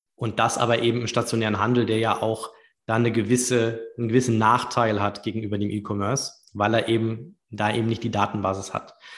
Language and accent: German; Düsseldorf, North Rhine-Westphalia, Germany; moved away as an adult; also born or lived in Munich / London / United States; ich bin gebürtiger Düsseldorfer